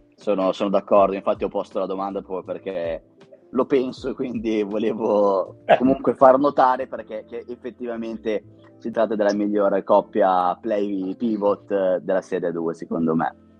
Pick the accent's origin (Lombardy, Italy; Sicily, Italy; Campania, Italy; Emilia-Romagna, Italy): Lombardy, Italy; Vigevano; sono di Vigevano